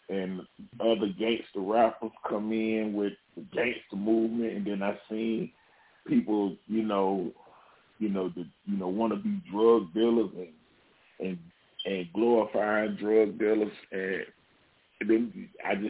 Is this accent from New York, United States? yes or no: no; Charlotte, North Carolina, United States; I was growing up in Charlotte. And so I was, growing up in the hood in Charlotte